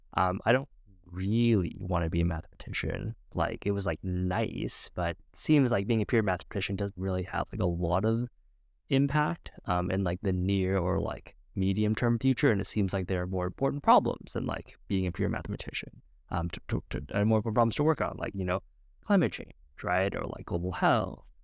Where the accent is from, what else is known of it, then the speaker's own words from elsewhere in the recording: Edmonton, Alberta, Canada; I was born in Edmonton, Alberta, Canada, to two parents, immigrants, Vietnam.